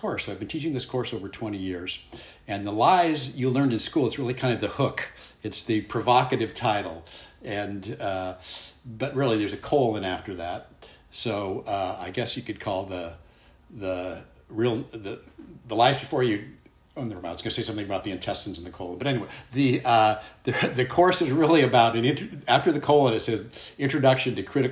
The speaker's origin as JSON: {"language": "English", "town": "Santa Ana", "region": "California", "country": "United States", "tie": "born or raised there", "also_born_or_lived": "Illinois / Iowa / San Francisco Bay Area", "moved": "as an adult", "said": "I was born and raised in Santa Ana, California"}